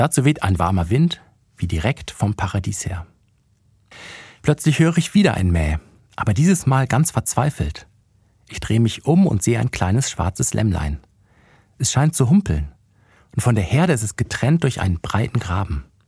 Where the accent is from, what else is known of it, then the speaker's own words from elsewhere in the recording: Bremen, Germany; moved away; also born or lived in Ludwigsburg; in meiner alten Heimat vorbeigekommen in Bremen